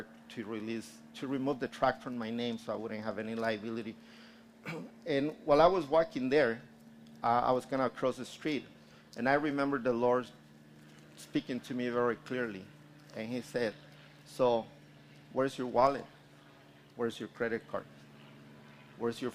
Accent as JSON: {"language": "English", "region": "Guanajuato", "country": "Mexico", "tie": "born or raised there", "moved": "yes", "said": "I finally went to my hometown in Guanajuato and got to see my family"}